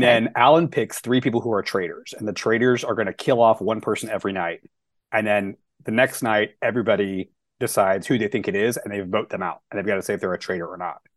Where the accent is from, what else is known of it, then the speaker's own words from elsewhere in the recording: the South, United States; moved away as an adult; also born or lived in Dallas; now in Long Beach, United States; I'm from the South, and so, like, when you grow up, as a queer kid in the South